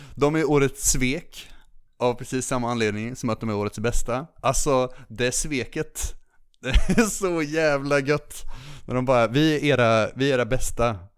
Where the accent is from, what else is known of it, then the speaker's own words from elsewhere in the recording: Linköping, Östergötland, Sweden; i Linköping då, där jag är ifrån